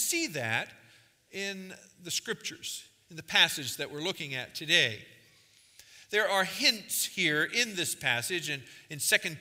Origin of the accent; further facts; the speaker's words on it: New Castle, Pennsylvania, United States; also born or lived in England; now in Massachusetts, United States; I'm here from Massachusetts, but I'm originally from Newcastle, Pennsylvania